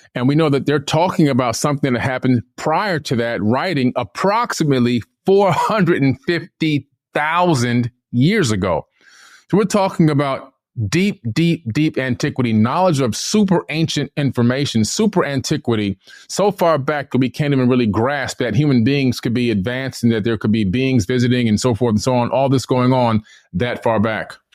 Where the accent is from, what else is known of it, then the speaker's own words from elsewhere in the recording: Miami, Florida, United States; also born or lived in New York / Fort Lauderdale, Florida; I was born in New York, uh, nineteen seventy-one. Uh, we came down to Miami, Florida to live.